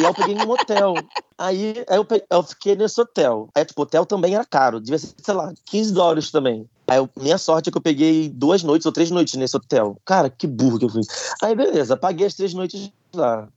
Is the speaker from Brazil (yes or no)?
yes; Brazil; now in Paris, France; sou brasileiro